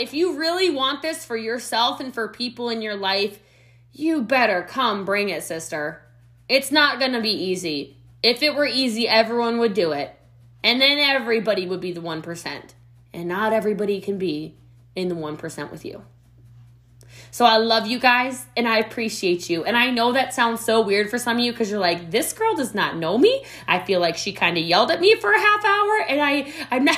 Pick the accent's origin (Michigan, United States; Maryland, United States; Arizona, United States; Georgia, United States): Maryland, United States; Middletown; now in Frisco, Texas, United States; I'm from Middletown, Maryland, right on the cusp of Myersville, Maryland. I am from the country, y'all.